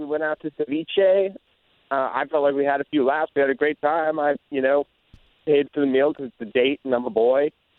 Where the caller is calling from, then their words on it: Maitland, Florida, United States; Hey, I'm calling in from Maitland.